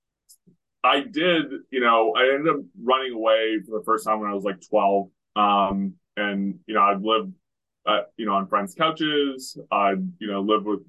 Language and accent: English; Western Canada, Canada; I grew up in Western Canada